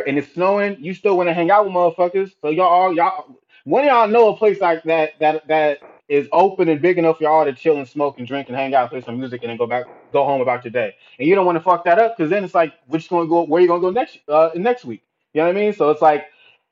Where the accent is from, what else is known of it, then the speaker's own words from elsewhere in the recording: the Bay Area, California, United States; I grew up in the Bay.